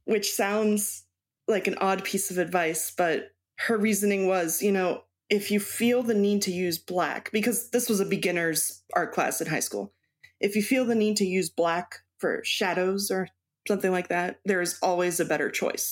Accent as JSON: {"language": "English", "town": "Baltimore", "region": "Maryland", "country": "United States", "tie": "born or raised there", "also_born_or_lived": "Mexico / Texas", "moved": "yes", "lives_now": "Wisconsin, United States", "said": "I was born in Baltimore, Maryland."}